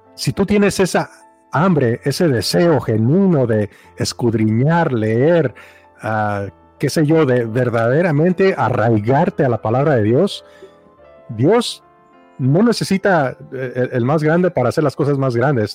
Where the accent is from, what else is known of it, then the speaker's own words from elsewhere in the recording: Mexico; crecí en México